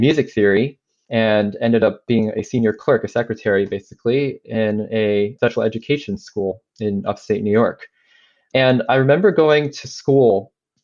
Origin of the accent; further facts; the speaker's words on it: China; moved away; I grew up in China, mainland China, in the early to mid 80s